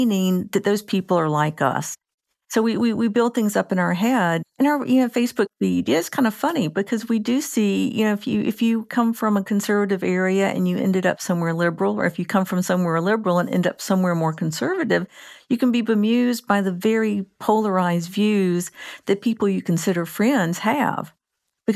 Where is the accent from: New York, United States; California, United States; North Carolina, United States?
North Carolina, United States; I'm from Carolina, North Carolina.